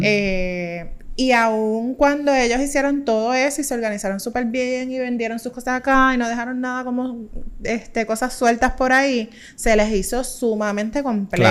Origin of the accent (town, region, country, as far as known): Puerto Rico